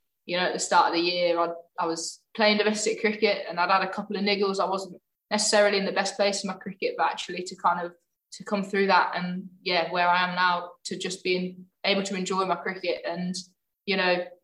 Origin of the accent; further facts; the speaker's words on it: Birmingham, West Midlands, United Kingdom; also born or lived in London; I've lived in Birmingham since I was four. So yeah, I was born in London, but definitely grew up